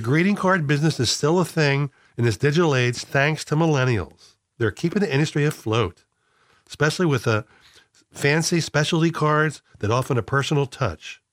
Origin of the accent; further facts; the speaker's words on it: Philadelphia area, Pennsylvania, United States; growing up in the Philadelphia area